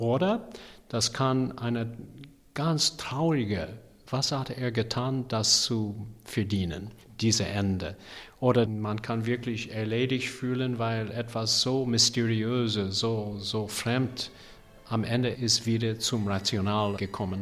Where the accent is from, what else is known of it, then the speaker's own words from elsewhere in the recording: United States; German is a second language; ich habe persönlich eine Perspektiv als ein Amerikaner